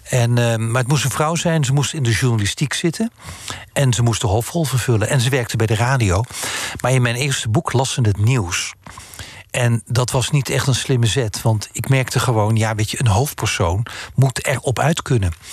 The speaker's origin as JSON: {"language": "Dutch", "country": "Netherlands", "also_born_or_lived": "France", "moved": "as an adult", "said": "als Nederlander"}